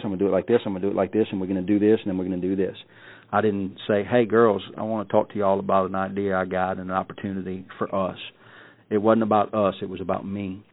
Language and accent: English; South Louisiana, United States; I grew up in South Louisiana, a good person, a good guy, raised right